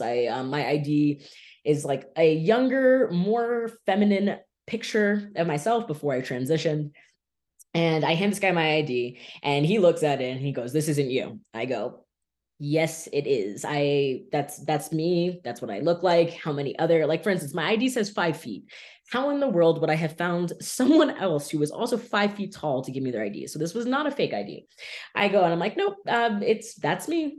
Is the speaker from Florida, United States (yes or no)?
yes; Miami Beach, Florida, United States; I have lived in South Florida my entire life, born and raised in Miami Beach